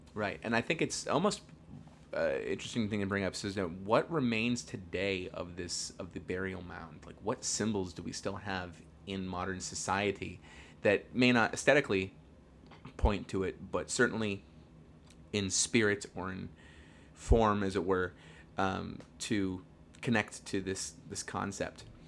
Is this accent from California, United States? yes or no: yes; Northern California, United States; we are from Northern California